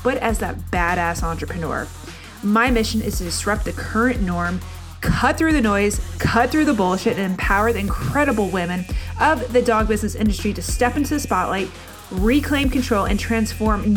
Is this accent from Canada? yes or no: no; Northeast, United States; also born or lived in New Jersey; now in Durham, United States; I'm from the Northeast